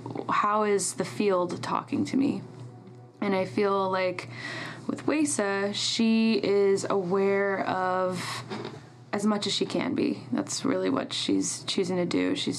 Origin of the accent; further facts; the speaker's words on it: New York, United States; I grew up in New York.